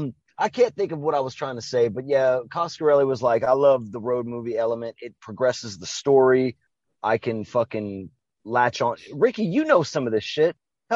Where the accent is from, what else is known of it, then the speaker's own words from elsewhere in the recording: Canada; We've established this shit. We're from Canada, man.